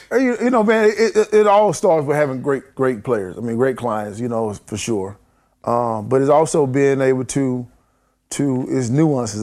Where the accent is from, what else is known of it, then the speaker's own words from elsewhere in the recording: near Spartanburg, South Carolina, United States; in my hometown, and then in Spartanburg, which is, you know, fifteen minutes away from my hometown, I spent a lot of time there. And then Spartanburg County, which is the cli-, county we